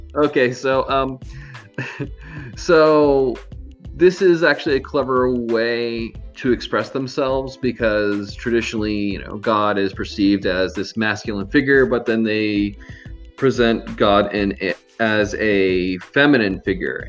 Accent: Miami, Florida, United States; I'm actually from Miami, Florida, but I'm currently not in Miami, Florida.

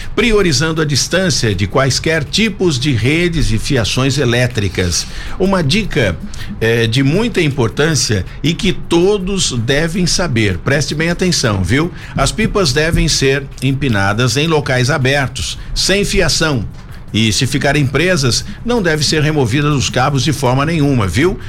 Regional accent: Brazil; eu sou brasileiro

